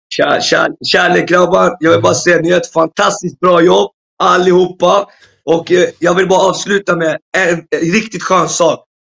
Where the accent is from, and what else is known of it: Morocco